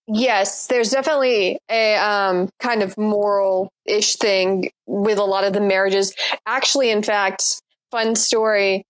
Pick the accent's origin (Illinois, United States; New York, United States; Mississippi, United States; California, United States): Mississippi, United States; my sister and I grew up in Mississippi and attended college there